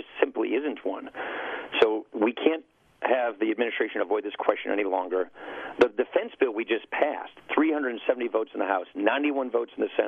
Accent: Wisconsin, United States; I'm from Wisconsin

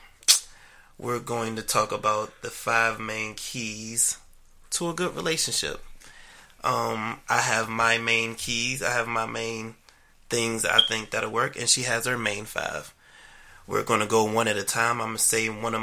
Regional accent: Maryland, United States; I was born and raised in Maryland

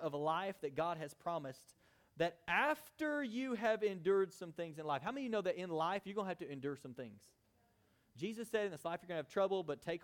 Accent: United States; we're American Christians

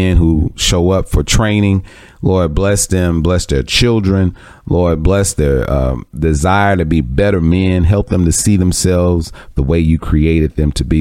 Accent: Jackson, Mississippi, United States; my experiences growing up in Mississippi.

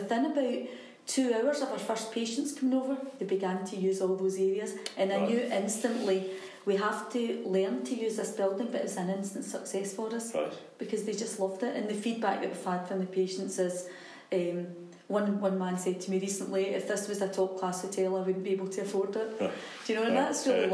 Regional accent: East Kilbride, Scotland, United Kingdom; I was brought up in East Kilbride, two very, very supportive parents

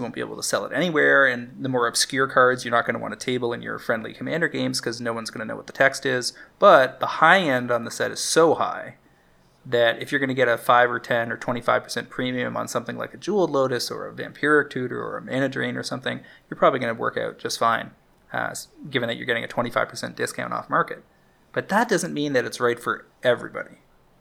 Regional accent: Alberta and British Columbia, Canada; now in Toronto, Canada; I grew up in Alberta and BC when I was in junior high and high school.

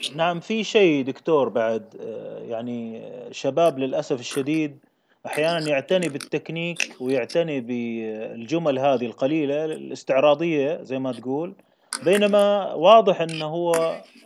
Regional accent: Kuwait; انا ككويتي

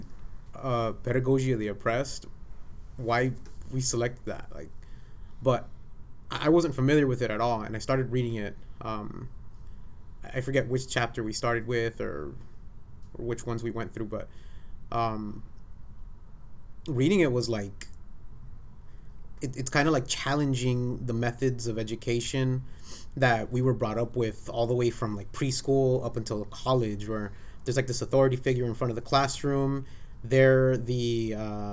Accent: United States; I was born here in the United States, but my parents don't come from here.

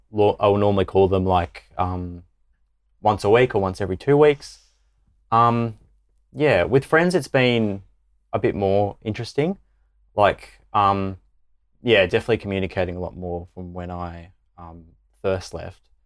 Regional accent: Mildura, Victoria, Australia; moved away as an adult; now in Adelaide, Australia; I'm originally from, um, Mildura in Victoria

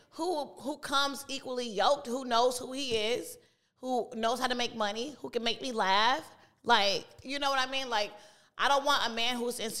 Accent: Chicago, Illinois, United States; South side of Chicago, not the west side.

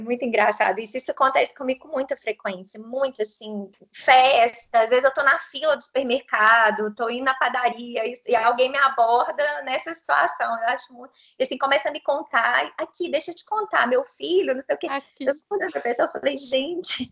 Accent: Itapecerica, Minas Gerais, Brazil; accent: mineiro; Eu sou de Itapecerica. Fica a 180 quilômetros de Belo Horizonte.

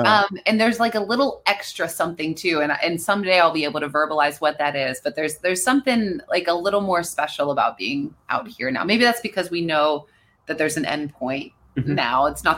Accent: Pennsylvania, United States; I grew up in a place where, you know, guns were a very normal part of growing up.

